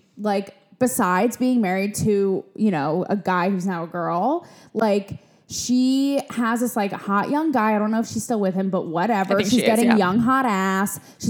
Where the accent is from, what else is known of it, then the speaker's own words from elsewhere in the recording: Connecticut, United States; I grew up in Connecticut. So like, it was cute. It was posh, but like nowhere near Calabasas.